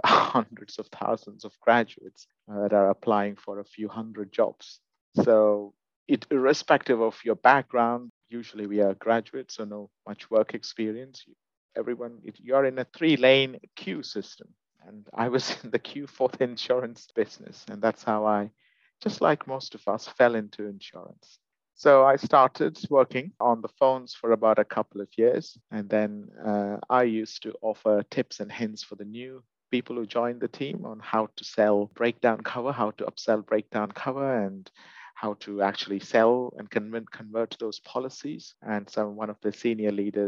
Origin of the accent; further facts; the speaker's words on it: India; moved away as an adult; now in United Kingdom; I'm originally from India, and I've only lived in the UK for about a decade now.